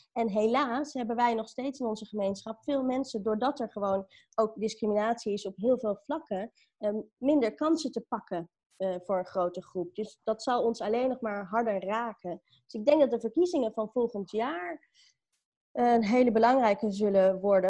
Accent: Amstelveen, North Holland, Netherlands; also born or lived in Sri Lanka; ik ben opgegroeid in Amstelveen

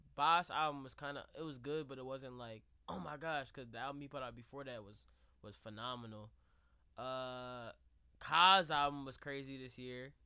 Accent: Jamaica; I'm really Jamaican

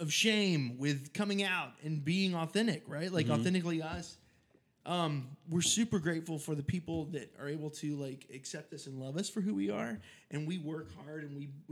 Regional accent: Southern, United States; accent: Southern; my Southern accent

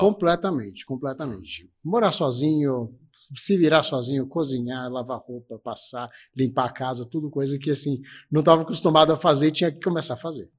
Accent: Ribeirão Preto, São Paulo, Brazil; moved away as an adult; now in Campinas, Brazil; eu sou de Ribeirão Preto, né, do interior de São Paulo. É, vim, vim de Ribeirão Preto em 2002 aqui para Campinas

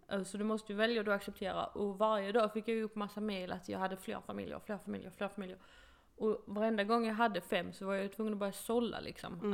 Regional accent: Sweden; moved away as an adult; now in United States; min bästa vän hemma i Sverige

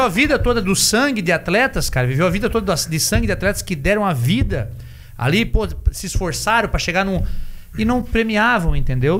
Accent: Santa Catarina, Brazil; nós somos do, de Santa Catarina

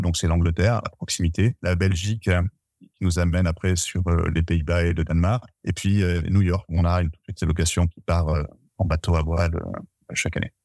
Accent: Bergerac area, Dordogne, Nouvelle-Aquitaine, France; je suis originaire de la région de Bergerac en Dordogne

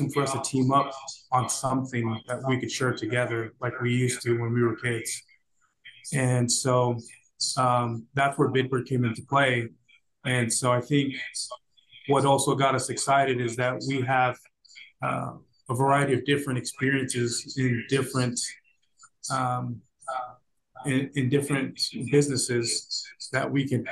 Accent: Reno, Nevada, United States; now in Salt Lake City, United States; we're originally from Reno. And so growing up out there, you know, was a different childhood.

